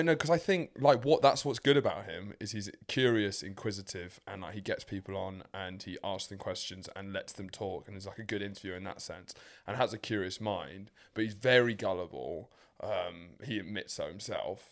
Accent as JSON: {"language": "English", "region": "England", "country": "United Kingdom", "said": "as an English man"}